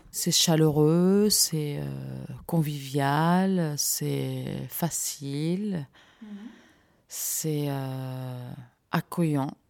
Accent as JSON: {"language": "French", "town": "Montreuil", "region": "Île-de-France", "country": "France", "said": "ah bah, je suis de Montreuil, moi aussi, on se connaît"}